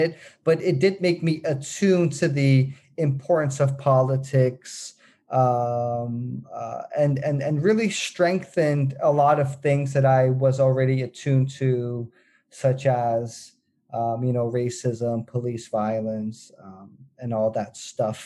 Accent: Netherlands; I was born and raised in the Netherlands

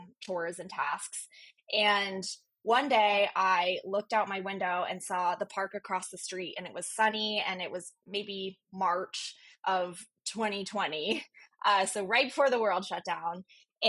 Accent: Virginia, United States; moved away as an adult; also born or lived in Chicago; I grew up on the East Coast in Virginia.

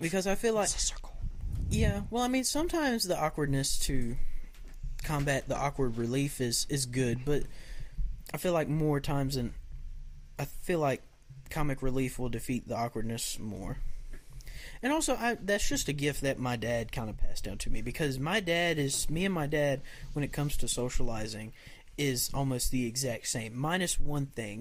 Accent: the South, Southern United States, United States; accent: Southern; they'll hear my Southern accent

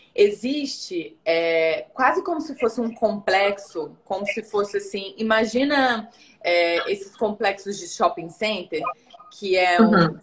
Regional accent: São Luís, Maranhão, Brazil; moved away; also born or lived in Rio de Janeiro; morei quase a minha vida toda numa cidade quente, perto da linha do Equador, né? Então, assim, São Luís, onde eu nasci, é bem quente

